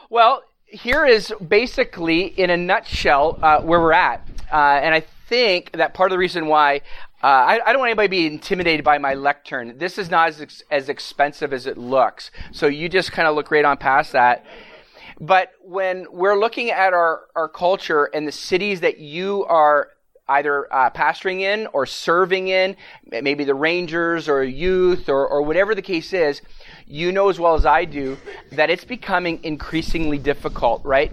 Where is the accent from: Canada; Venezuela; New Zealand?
Canada; now in United States; I'm from Canada originally